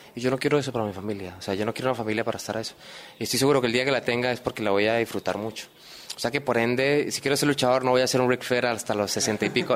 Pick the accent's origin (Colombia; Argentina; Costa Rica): Colombia; moved away as an adult; now in Lima, Peru; yo extraño en Colombia, extraño mi familia, extraño mis cosas